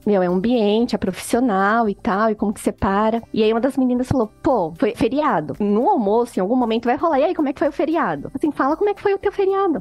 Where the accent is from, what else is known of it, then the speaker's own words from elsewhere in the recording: Brazil; nós brasileiros